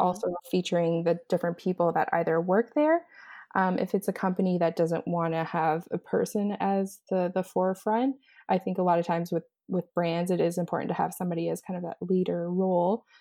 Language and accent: English; East Coast, Atlantic Canada, Canada; moved away as an adult; also born or lived in Los Angeles, United States; now in Montreal, Canada; so I'm originally from East Coast, Canada, and I'm currently living in Montreal.